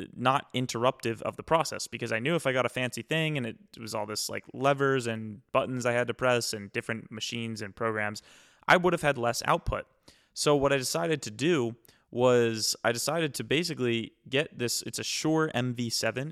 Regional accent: East Coast, United States; I'm from the East Coast

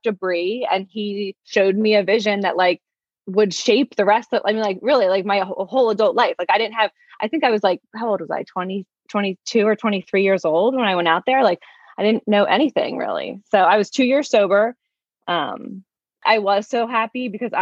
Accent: Bucks County, Pennsylvania, United States; also born or lived in Doylestown, Pennsylvania / Lancaster County, Pennsylvania; I grew up in Bucks County.

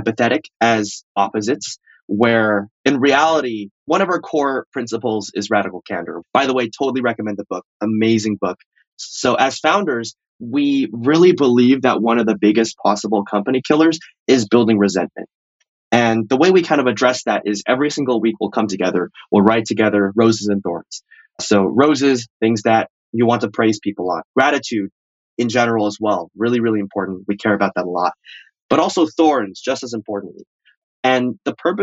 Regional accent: Bay Area, California, United States; I grew up in the Bay Area.

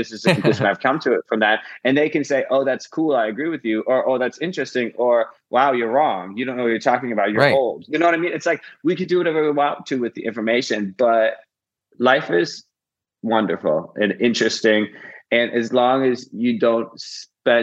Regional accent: Midwest, United States; now in Los Angeles, United States; I come from the Midwest and I come from a very emotionally stunted lineage, which I think all of us do in the Midwest

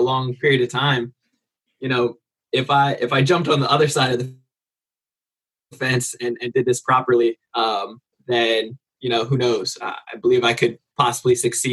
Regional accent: New Jersey, United States; moved away; also born or lived in California; I'm from New Jersey originally. So East Coast

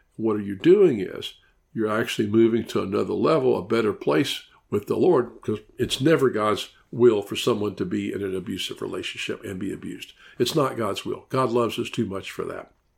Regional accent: Memphis, Tennessee, United States; moved away as an adult; now in Orlando, United States; I'm from Memphis, Tennessee. I lived there for fifty years

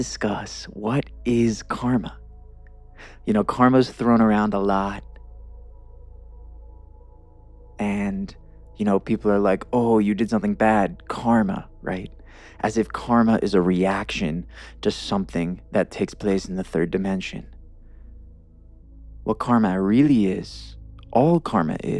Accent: New York, United States; also born or lived in Los Angeles; now in Denver, United States; I grew up in the East Coast in New York

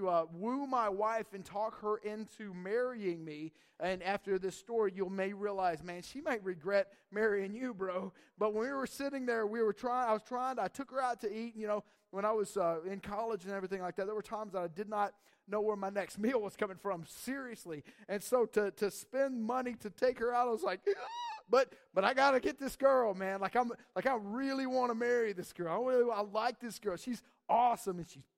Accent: North Georgia Mountains, United States; moved away; I grew up in the South, actually in the North Georgia Mountains

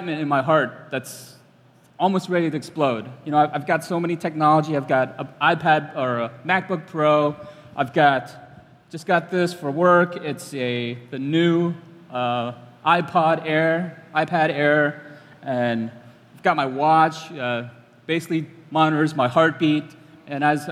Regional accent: Cambodia; I'm from Cambodia.

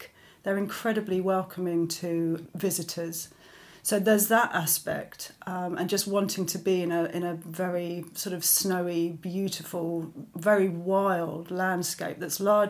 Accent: London, United Kingdom; I grew up in London to a English mother and Italian father

